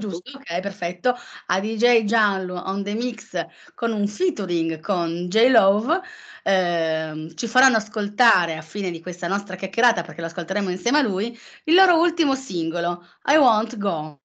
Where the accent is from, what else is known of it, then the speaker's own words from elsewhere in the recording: Turin, Piedmont, Italy; son torinese, ma sono per metà campana